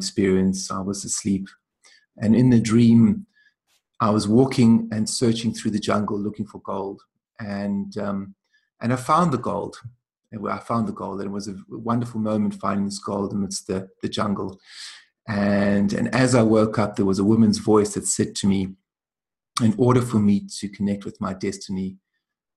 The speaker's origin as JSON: {"language": "English", "town": "Cape Town", "region": "Western Cape", "country": "South Africa", "tie": "born or raised there", "also_born_or_lived": "Ireland", "moved": "yes", "said": "I was born in Cape Town, beneath Table Mountain"}